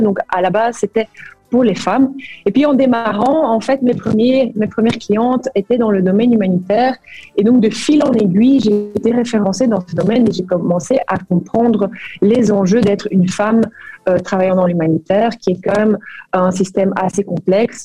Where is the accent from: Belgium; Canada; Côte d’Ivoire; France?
Belgium; Brussels, Brussels-Capital Region; moved away as an adult; also born or lived in Flemish Brabant / Kuala Lumpur, Malaysia; now in Liège Province, Belgium; je suis de Bruxelles